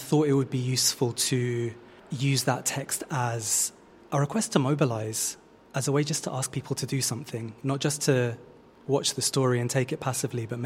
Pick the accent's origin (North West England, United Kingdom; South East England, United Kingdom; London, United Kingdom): London, United Kingdom; me as a Londoner and someone who grew up and lives in London